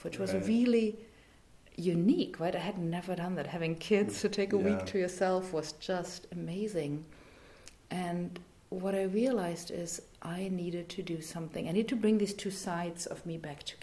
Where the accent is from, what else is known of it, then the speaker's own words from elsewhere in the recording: East Germany, Germany; English is a second language; moved away as an adult; also born or lived in France / San Francisco, United States / Newark, New Jersey, United States; now in United States; I grew up in East Germany, born and raised communist